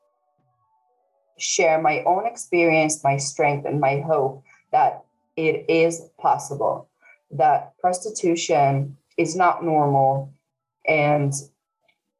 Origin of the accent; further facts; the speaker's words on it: Israel; now in Dublin, Ireland; I live in Dublin currently, but originally I'm from Israel.